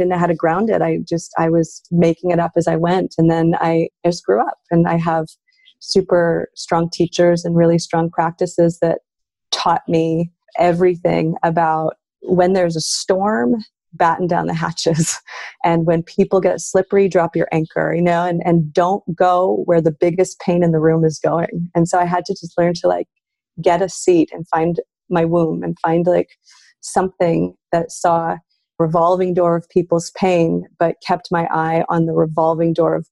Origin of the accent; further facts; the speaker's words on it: Canada; as a Canadian